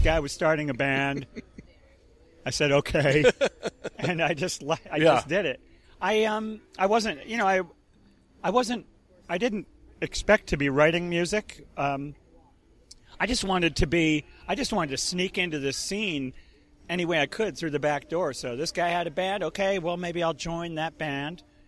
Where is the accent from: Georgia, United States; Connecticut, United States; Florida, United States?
Connecticut, United States; outside of New York; now in Boston, United States; I grew up in Connecticut, outside of New York